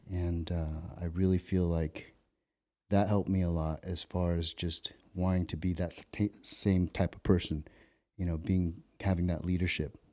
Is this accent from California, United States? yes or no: yes; Ventura, California, United States; growing up in Ventura where I grew up.